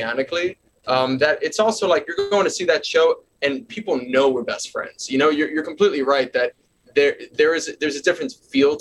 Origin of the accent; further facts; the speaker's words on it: New York City, New York, United States; Staten Island, which is where I'm born and raised